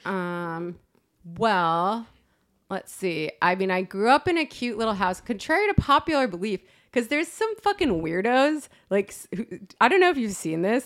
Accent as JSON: {"language": "English", "town": "West Hartford", "region": "Connecticut", "country": "United States", "tie": "born or raised there", "said": "I'm from West Hartford, Connecticut"}